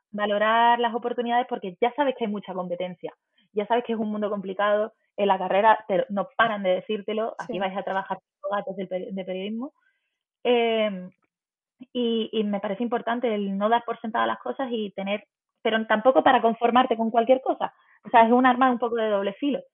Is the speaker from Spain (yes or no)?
yes; Málaga, Andalusia, Spain; yo me quedé en mi ciudad, soy de Málaga